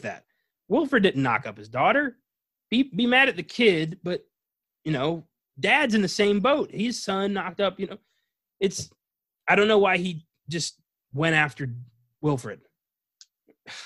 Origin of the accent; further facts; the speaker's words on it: Northeast, United States; I'm from the Northeast, so I don't know how you're going to make fun of my accent